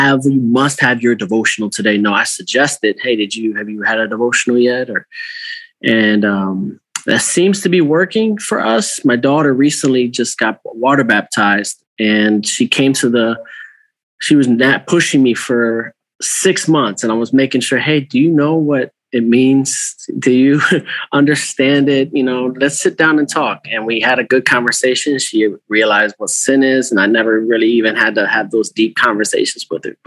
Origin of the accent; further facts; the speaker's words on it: Cleveland, Ohio, United States; moved away as an adult; now in Albany, New York, United States; I'm originally from Ohio. So Cleveland, Ohio area